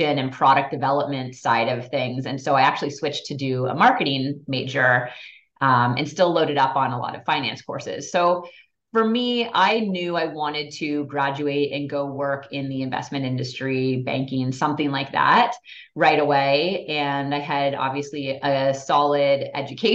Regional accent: Toronto, Ontario, Canada; also born or lived in Montreal; I grew up in Toronto, had figure skates slapped on me when I was 4 years old

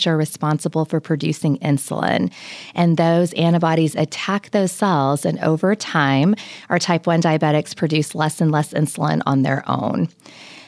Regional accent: Lubbock, Texas, United States; I was brought up in Lubbock, and so Lubbock and Texas Tech are certainly home.

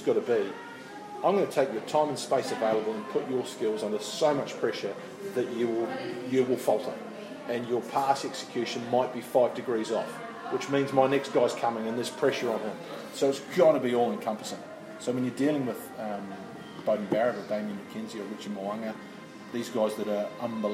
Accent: Christchurch, Canterbury, New Zealand; moved away as an adult; also born or lived in United Kingdom; I'm from Christchurch and I played through the age grade system, but I left New Zealand

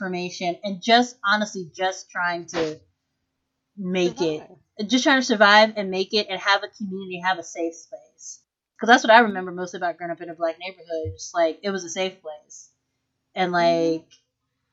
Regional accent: Washington, District of Columbia, United States; I'm from Southeast D.C.

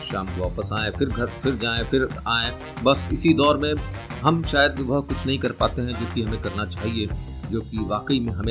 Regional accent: Bhopal, Madhya Pradesh, India; मैं भी भोपाल का रहने वाला हूँ

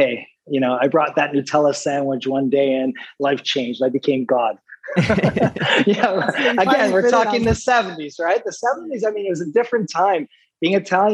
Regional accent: Toronto, Ontario, Canada; I'm a kid who grew up in Toronto, actually in Scarborough.

